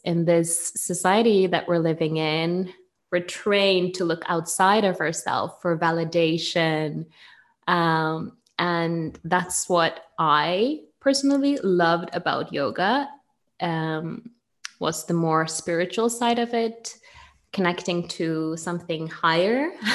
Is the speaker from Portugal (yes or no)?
no; Norway; accent: Norwegian; English is a second language; now in Bergen, Norway